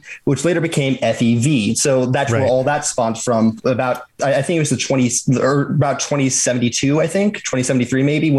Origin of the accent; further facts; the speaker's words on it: United States; we're American